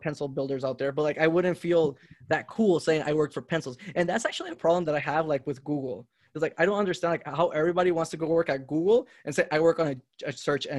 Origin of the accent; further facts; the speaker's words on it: Honduras; moved away; also born or lived in Indiana; I grew up in Honduras